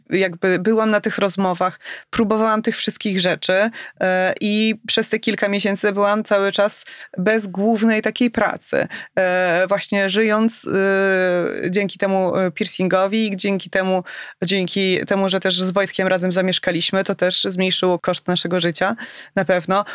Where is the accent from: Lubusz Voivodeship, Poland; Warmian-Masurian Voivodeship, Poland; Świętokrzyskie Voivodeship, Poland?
Warmian-Masurian Voivodeship, Poland; Elbląg; ja wtedy jako nastolatka w tym Elblągu